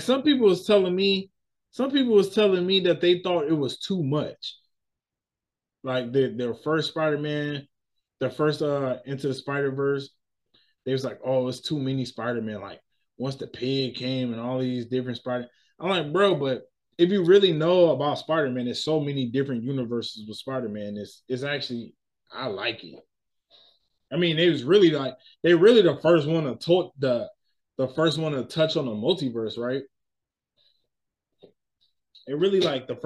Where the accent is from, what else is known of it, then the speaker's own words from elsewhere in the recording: United States; I'm American. I'm a black American, right? My culture is here